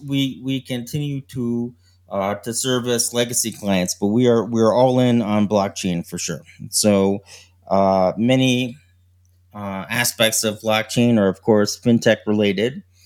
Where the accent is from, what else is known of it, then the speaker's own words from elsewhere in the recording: Connecticut, United States; also born or lived in New York City; I grew up in Connecticut in New York